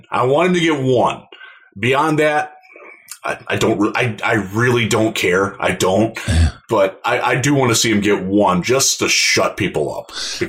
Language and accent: English; Cleveland, Ohio, United States; moved away as an adult; now in Michigan, United States; I grew up in Cleveland.